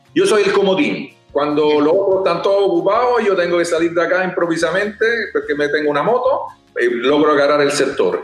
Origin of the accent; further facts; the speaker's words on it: Rome, Lazio, Italy; moved away; Nosotros somos de Roma